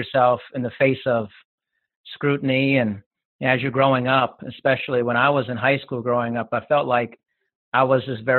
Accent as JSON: {"language": "English", "country": "Germany", "tie": "born there", "said": "I grew up in a military family, and so I was born in Germany and I've lived there a couple times."}